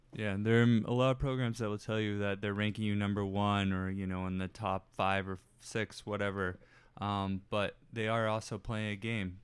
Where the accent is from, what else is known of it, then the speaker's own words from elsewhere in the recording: Dallas, Texas, United States; I'm from the Dallas area